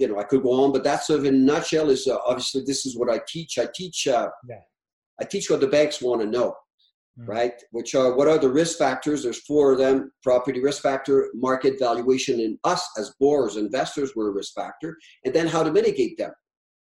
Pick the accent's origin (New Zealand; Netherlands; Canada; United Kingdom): Canada; now in Alberta, Canada; I'm French Canadian